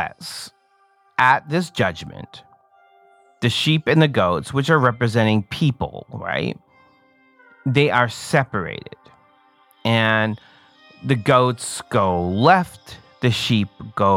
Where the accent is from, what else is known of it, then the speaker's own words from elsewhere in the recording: Canada; I'm Canadian